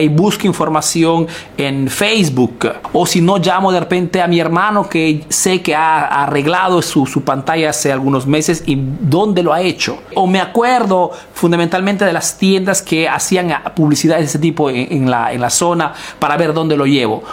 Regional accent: Peru; now in Italy

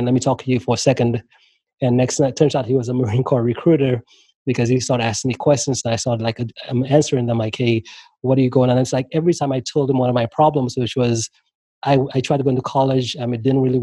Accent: St. Lucia; moved away as an adult; also born or lived in Maryland, United States; now in United States; when I left St. Lucia, moved to the U.S., moved to there at like 18.

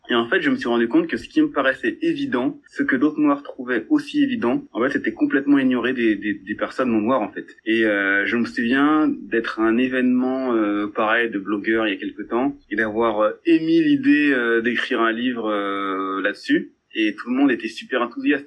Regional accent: France; je suis français

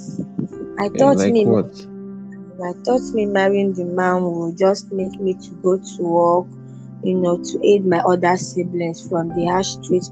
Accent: Igbo, Igboland, Nigeria; we are from Igbo tribe.

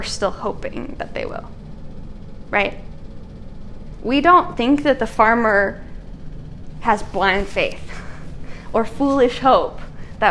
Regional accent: America's Dairyland, Wisconsin, United States; I am from America's dairy land, and not all of my homeland is made up of dairy farms.

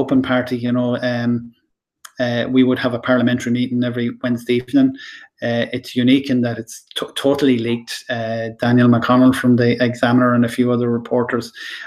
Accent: Lanesborough, County Longford, Ireland; even though I'm from Lanesborough, Longford Town is my adopted home.

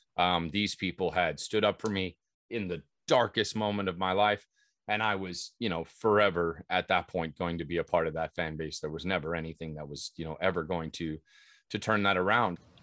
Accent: Southern California, United States; growing up in Southern California

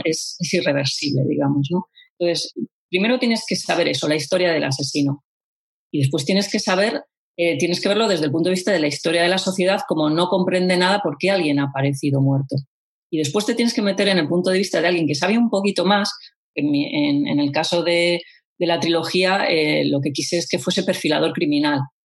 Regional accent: Vitoria-Gasteiz, Basque Country, Spain; mi tierra

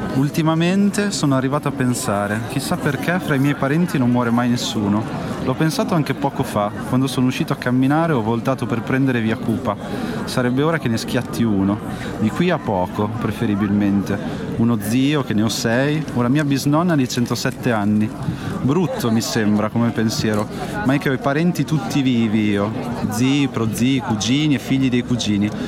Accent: Santarcangelo di Romagna, Emilia-Romagna, Italy; Sant'Arcangelo di Romagna, che in realtà è il mio paese dove sono cresciuto

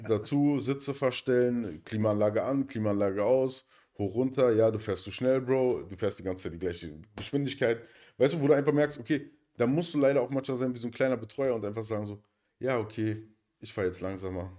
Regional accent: Berlin, Germany; da, wo ich herkomme, aus Neukölln

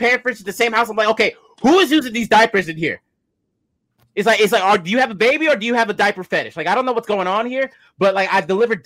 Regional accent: New York City, New York, United States; I'm a New Yorker at heart

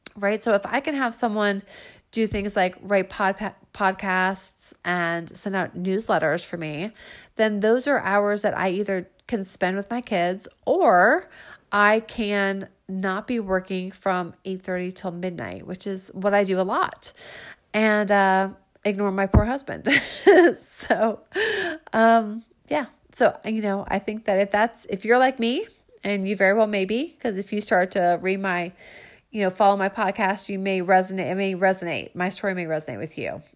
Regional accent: Falls Church, Virginia, United States; in my hometown, meaning Northern Virginia, you know, like I'm from Falls Church

